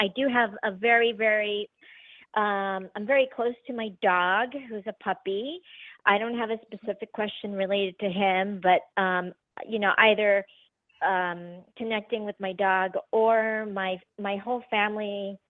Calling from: San Diego, California, United States; I'm calling from San Diego.

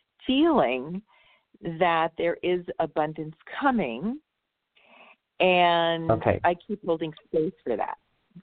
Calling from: California, United States

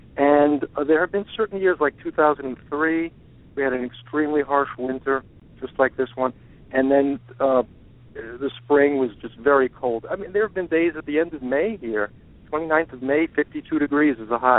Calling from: Brookline, Massachusetts, United States; I'm from Brookline, Massachusetts.

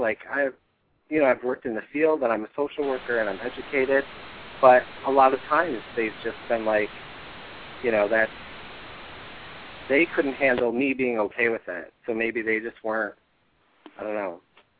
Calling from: Buffalo, New York, United States; This is … from Buffalo, New York.

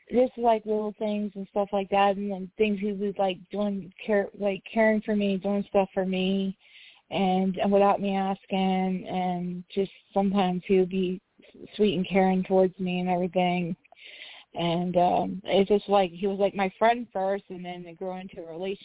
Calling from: West Virginia, United States; I'm calling from West Virginia.

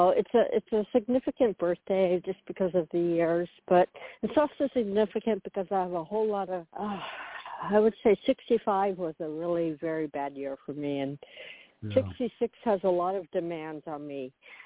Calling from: Florida, United States; … in Florida.

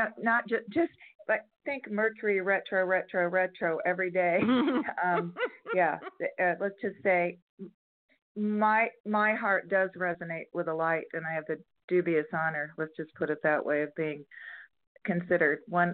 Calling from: San Diego, California, United States; San Diego area of California.

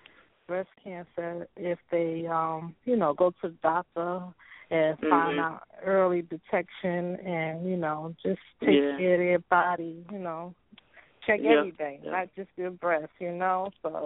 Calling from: New York, United States; I'm calling from New York, Queens, New York.

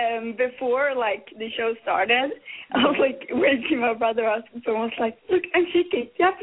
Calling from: Sweden

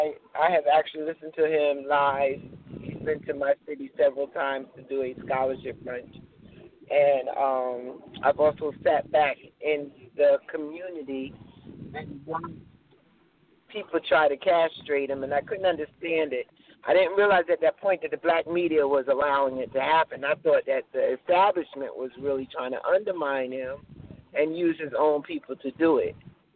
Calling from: New Jersey, United States; Jersey. I really don't want to say the town

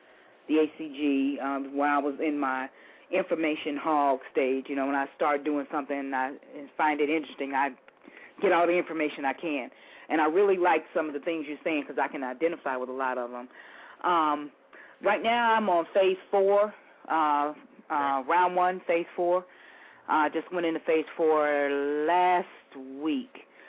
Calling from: Houston, Texas, United States; I'm calling from Houston.

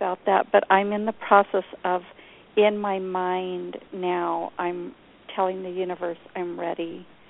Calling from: New Mexico, United States

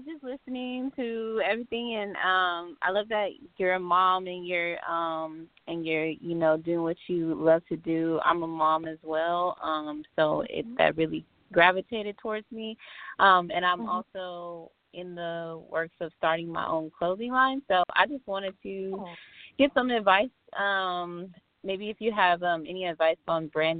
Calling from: Mendota, California, United States; I'm calling from Mendota.

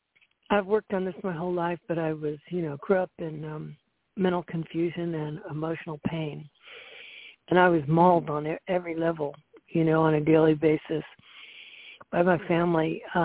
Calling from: Central Florida, United States; I'm calling in from Central Florida.

